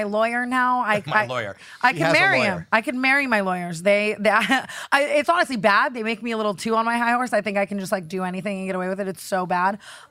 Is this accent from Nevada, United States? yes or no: yes; Las Vegas, Nevada, United States; I'm from Vegas, grew up very crazily.